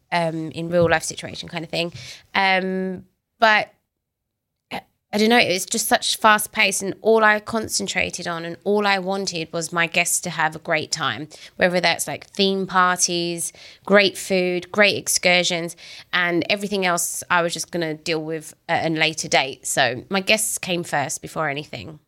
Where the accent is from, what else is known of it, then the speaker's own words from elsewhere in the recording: United Kingdom; moved away; I'm British